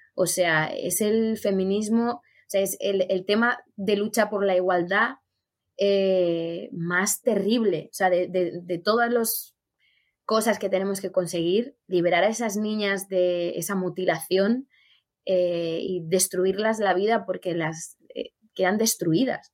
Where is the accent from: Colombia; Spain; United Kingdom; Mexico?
Spain; yo como española